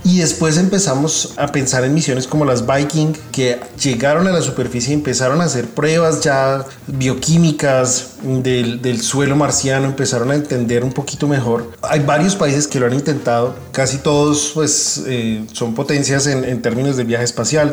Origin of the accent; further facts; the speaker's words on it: Colombia; moved away as an adult; now in Indiana, United States; fui el primer colombiano en participar en una misión análoga